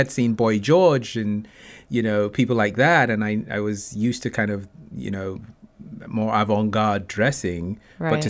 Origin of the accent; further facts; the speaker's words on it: Nigeria; also born or lived in England; that was growing up in Nigeria. Then back in England, I was in, I became sort of more independent and fashion played a big part.